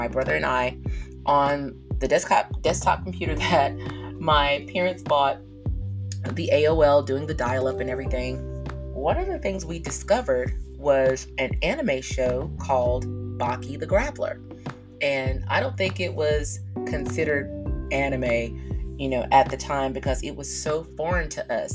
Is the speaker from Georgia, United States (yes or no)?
yes; South Georgia, United States; I am from South Georgia